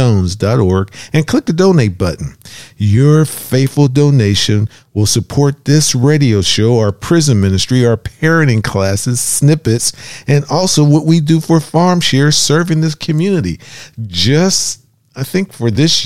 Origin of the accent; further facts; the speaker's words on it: Pittsburgh, Pennsylvania, United States; we're from Pittsburgh